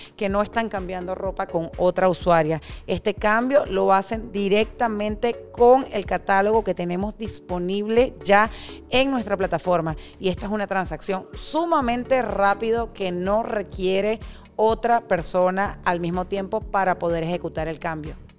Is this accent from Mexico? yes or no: no; Venezuela; moved away as an adult; also born or lived in Bogotá, Colombia; now in Miami, United States; soy venezolana, tengo 41 años